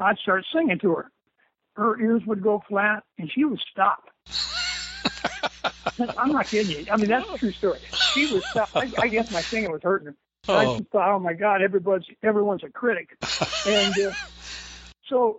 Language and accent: English; Los Angeles, California, United States; also born or lived in Simi Valley, California; I was born in Los Angeles, California